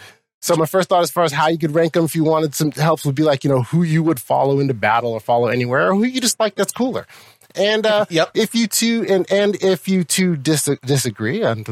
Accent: United States; So I thought, wait, I'm an American.

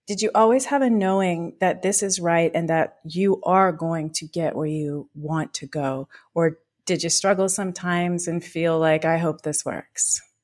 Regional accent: Pacific Grove, California, United States; I come from Pacific Grove, so Butterfly Town, U S

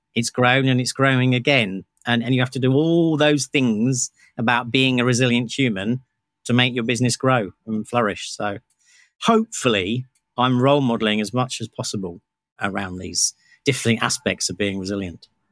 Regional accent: United Kingdom; I'm British.

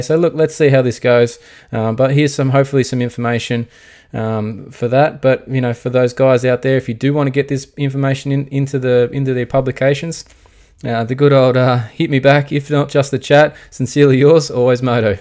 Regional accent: Australia; we are Australian

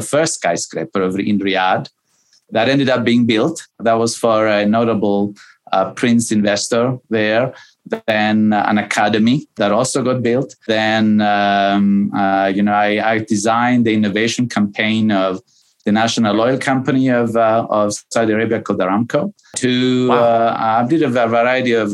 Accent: Cyprus; moved away as an adult; also born or lived in New York, United States; I was born and raised in Cyprus, which which is a little island

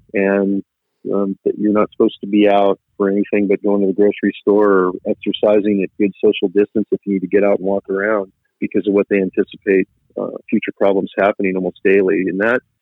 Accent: Silicon Valley area, Bay Area, California, United States; I was originally from the Silicon Valley area and based a good portion of my career out on this side

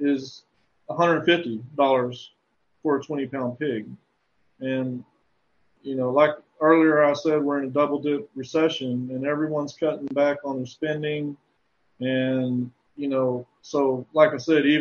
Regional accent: Texas, United States; heavily influenced by being a Texan

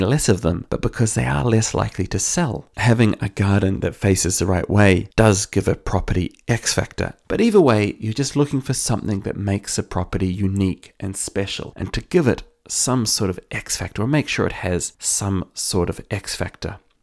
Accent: New Zealand; now in Ireland; I'm from New Zealand, where we do think a lot about the direction that a house is facing

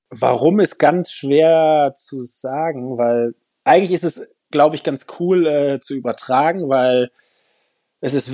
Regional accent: Hesse, Germany; weil ich komme ja auch aus Hessen, da ist das nicht ganz so leicht mit dem Skifahren.

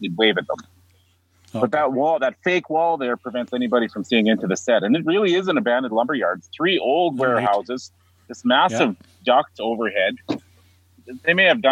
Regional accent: Regina, Saskatchewan, Canada; my hometown here, Regina

